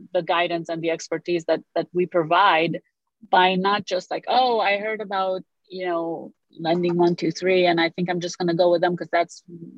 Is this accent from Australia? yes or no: no; Romania; first language Romanian; English is a second language; also born or lived in Oak Park; now in United States; so I speak Romanian. That's my native language. I'm from Romania. I was born there, and I moved here in 1987 with my family.